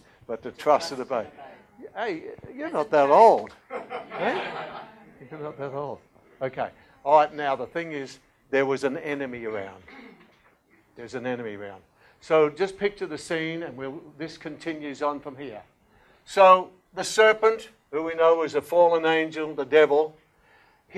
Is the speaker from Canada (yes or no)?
no; Australia; being very Australian